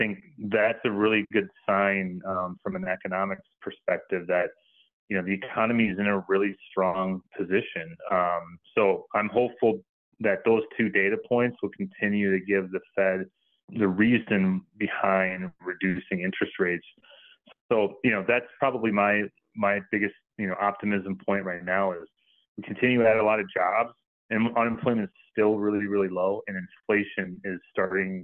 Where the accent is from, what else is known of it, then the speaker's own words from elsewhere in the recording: Minnesota, United States; I'm from Minnesota, so I like the Vikings.